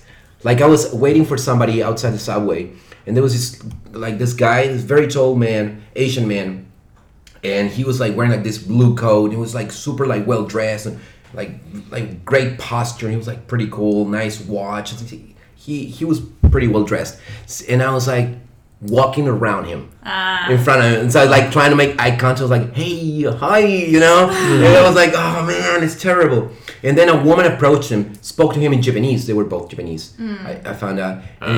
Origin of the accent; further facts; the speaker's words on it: Chile; English is a second language; moved away as an adult; now in Shanghai, China; in Chile, back home